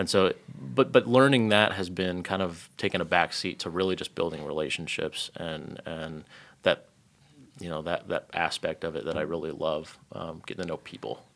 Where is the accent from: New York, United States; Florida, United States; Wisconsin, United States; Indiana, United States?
Indiana, United States; Lafayette; so I grew up in Indiana. Um, grew up up in Lafayette, um, most of my life.